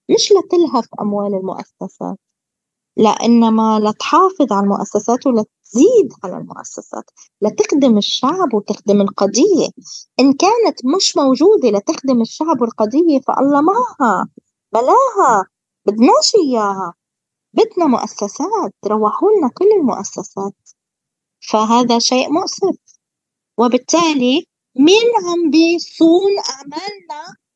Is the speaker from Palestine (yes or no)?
yes; Palestine; الغريب وكل أهالينا الكرام الفلسطينيين على امتداد كامل التراب الفلسطيني والأسرى البواسل في السجون وعلى كل آه. بلدنا فلسطين